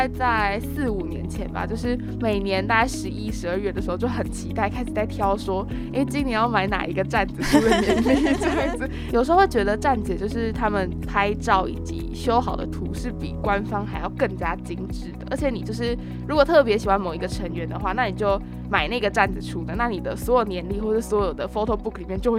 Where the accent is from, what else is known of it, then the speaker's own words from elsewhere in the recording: Taiwan; 我们是台湾的粉丝